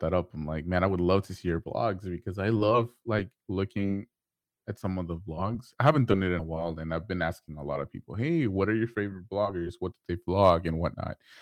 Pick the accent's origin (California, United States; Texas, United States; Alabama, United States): Texas, United States; Houston; I'm from Houston